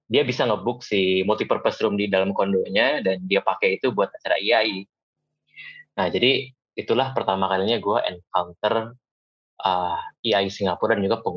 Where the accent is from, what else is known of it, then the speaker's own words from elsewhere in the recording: Bandung, West Java, Indonesia; moved away as an adult; tapi buat gue yang datang dari Bandung dan hidup di sana 22 tahun, menyicipi uh, apa ya keberagaman dan juga menyicipi dunia itu ya dari situ.